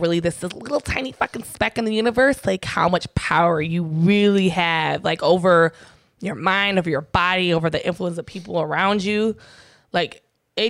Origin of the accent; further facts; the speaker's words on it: San Diego, California, United States; where I grew up in South San Diego